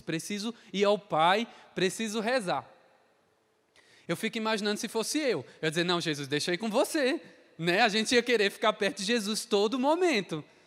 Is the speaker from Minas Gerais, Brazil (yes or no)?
no; Crato, Ceará, Brazil; eu sou do Ceará, sou do Crato